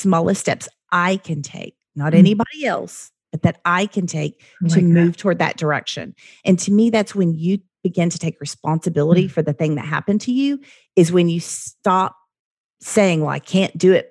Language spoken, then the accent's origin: English; Oklahoma, United States; I'm from Oklahoma